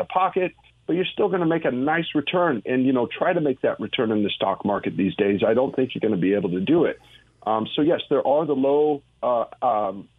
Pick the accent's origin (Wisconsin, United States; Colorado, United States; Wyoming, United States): Wyoming, United States; moved away as an adult; now in Texas, United States; I'm originally from Wyoming